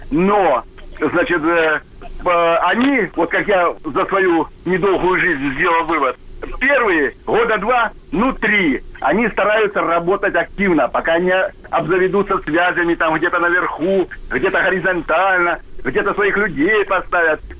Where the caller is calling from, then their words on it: Korolyov, Moscow Oblast, Russia; Э, город Королев.